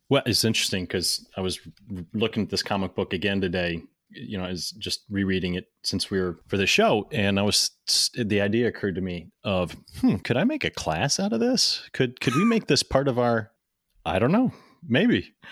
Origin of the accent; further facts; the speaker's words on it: St. Louis, Missouri, United States; now in Cincinnati, United States; I grew up in Saint Louis.